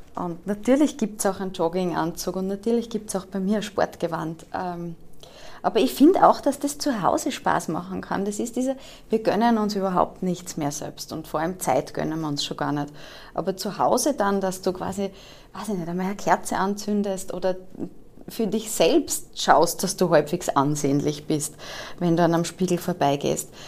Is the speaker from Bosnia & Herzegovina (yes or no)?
no; Austria; accent: Austrian; also born or lived in Vorarlberg / Germany; wir sind Österreicher und unser Problem ist mit der österreichischen Sprache